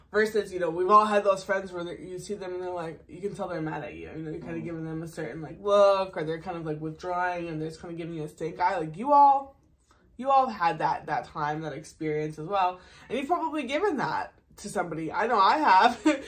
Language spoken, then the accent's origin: English; Massachusetts, United States; I did grow up in Maryland. I grew up in Massachusetts